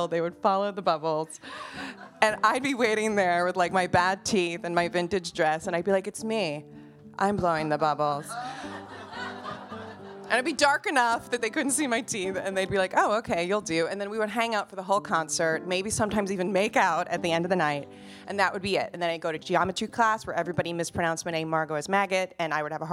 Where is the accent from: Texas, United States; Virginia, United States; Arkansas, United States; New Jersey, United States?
New Jersey, United States; I grew up in Jersey by the Stone Pony, by the Count Basie Theater, by the Art Center